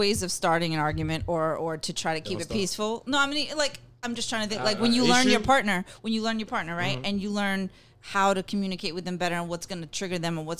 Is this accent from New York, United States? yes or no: yes; New York, United States; I'm a New Yorker.